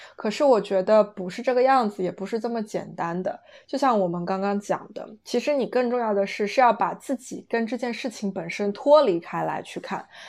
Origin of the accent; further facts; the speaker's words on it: China; now in London, United Kingdom; 离开了中国，当你来到英国，就是来到欧洲之后